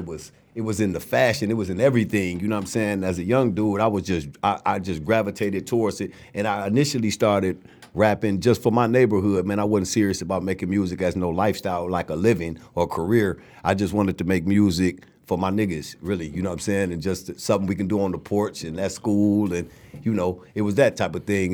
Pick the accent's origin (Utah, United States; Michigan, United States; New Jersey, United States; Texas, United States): Michigan, United States; Flint; also born or lived in Ann Arbor; Flint was a, was a beautiful place to grow up